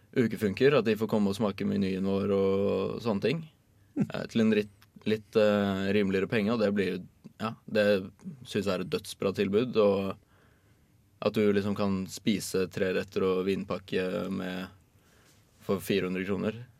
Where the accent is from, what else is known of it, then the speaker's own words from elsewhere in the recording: Oslo, Norway; now in Trondheim, Norway; jeg er fra Oslo og bor nå i Trondheim